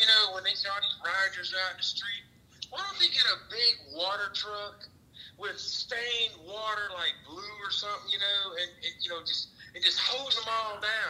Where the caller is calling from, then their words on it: Mississippi, United States; I'm calling from Mississippi.